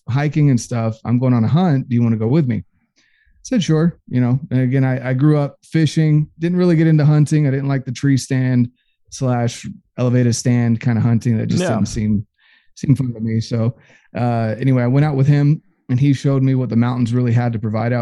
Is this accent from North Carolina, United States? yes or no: yes; North Carolina, United States; moved away as an adult; I grew up in North Carolina for 18 years of my life.